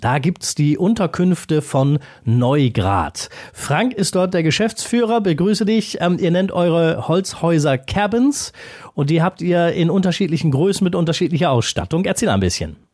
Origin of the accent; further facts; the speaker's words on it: Rhineland, Germany; bei uns im Rheinland